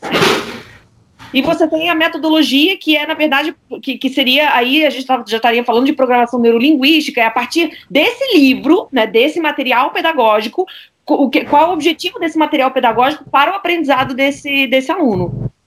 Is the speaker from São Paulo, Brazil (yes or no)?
no; Rio de Janeiro, Brazil; moved away as an adult; now in Paris, France; eu fui criada a minha vida toda no Brasil, mas estudei na escola francesa é, do Rio de Janeiro